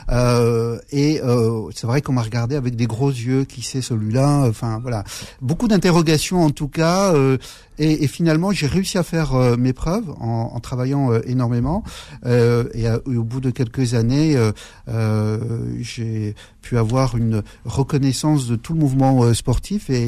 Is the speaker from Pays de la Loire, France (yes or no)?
no; Metz, Grand Est, France; nous avons grandi à Metz.